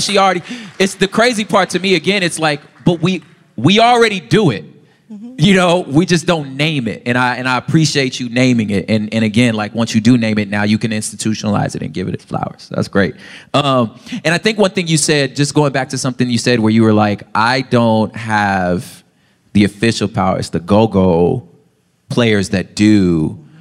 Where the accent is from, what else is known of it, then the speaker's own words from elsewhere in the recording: Los Angeles, California, United States; I'm just from South Central